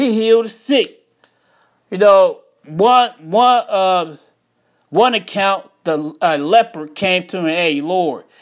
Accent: Chicago, Illinois, United States; moved away as an adult; now in Jacksonville, United States; I'm from Chicago. I moved out of Chicago to Jacksonville, Florida in 2000.

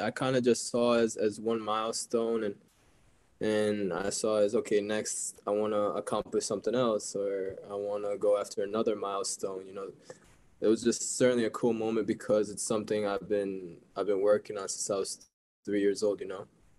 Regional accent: Cleveland, Ohio, United States; also born or lived in Tokyo, Japan / New Mexico, United States; Yeah, I was born in Tokyo, but my family moved to New Mexico when I was 4 months old. And then when I was three, we moved back to Tokyo. And when I was six, we eventually moved to Cleveland, where I spent a lot of my time growing up.

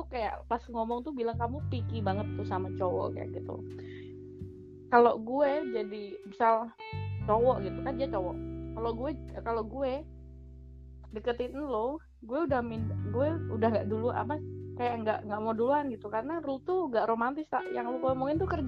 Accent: Bojonegoro, East Java, Indonesia; mantan gue kan dulu di daerah gue juga di hometown gue di Bojonegoro

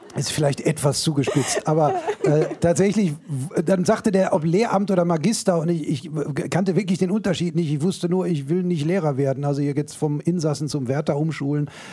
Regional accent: Bochum, North Rhine-Westphalia, Germany; Ich bin da nie äh, rausgekommen

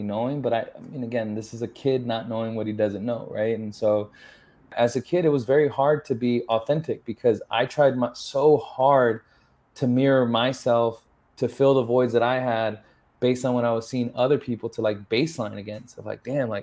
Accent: San Antonio, Texas, United States; first language English; also born or lived in Los Angeles / Austin; I grew up in San Antonio, all around the city, basically. So San Antonio streets made me and raised me

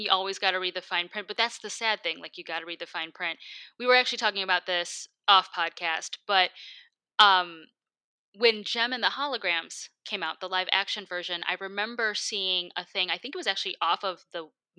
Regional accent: Michigan, United States; now in Los Angeles, United States; back in my home state

